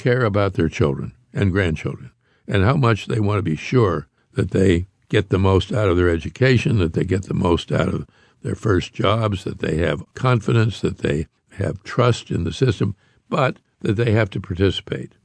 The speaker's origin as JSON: {"language": "English", "town": "Pittsburgh", "region": "Pennsylvania", "country": "United States", "tie": "born or raised there", "said": "I grew up in Pittsburgh, Pennsylvania"}